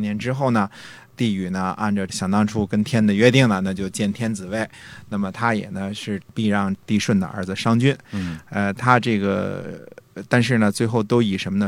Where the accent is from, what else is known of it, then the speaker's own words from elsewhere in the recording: China; 我们中国人